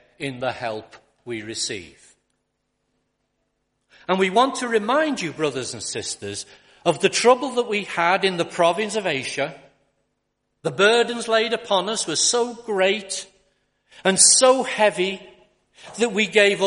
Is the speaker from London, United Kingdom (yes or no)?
no; Liverpool, North West England, United Kingdom; also born or lived in Accrington; I was born and brought up in Liverpool